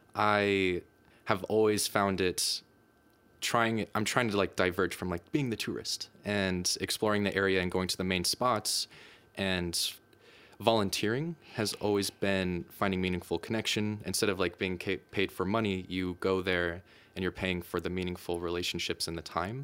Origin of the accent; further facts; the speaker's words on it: United States; moved away as an adult; now in Denmark; I'm from the United States